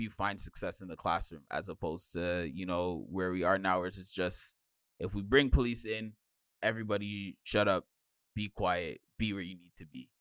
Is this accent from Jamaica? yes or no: yes; Jamaica; I'm Jamaican.